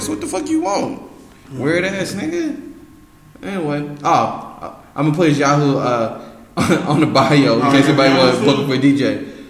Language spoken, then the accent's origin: English; Ireland; I'm Irish, so they won't roast me.